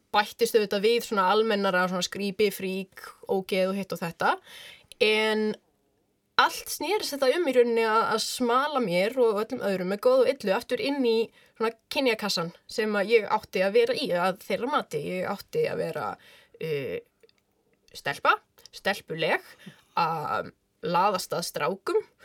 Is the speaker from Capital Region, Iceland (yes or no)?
yes; Reykjavík, Capital Region, Iceland; Ég er úr Reykjavík